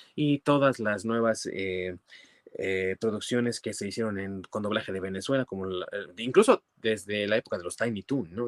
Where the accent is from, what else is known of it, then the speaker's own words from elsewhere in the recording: Mexico; como buenos mexicanos obviamente vemos televisión en nuestro idioma